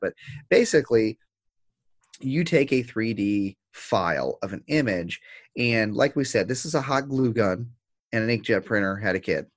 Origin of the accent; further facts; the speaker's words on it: United States; as an American